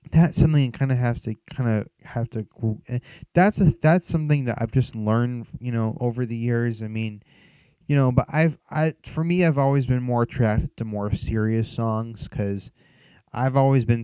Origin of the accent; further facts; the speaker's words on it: Philadelphia, Pennsylvania, United States; I'm from Philly. That's where I grew up.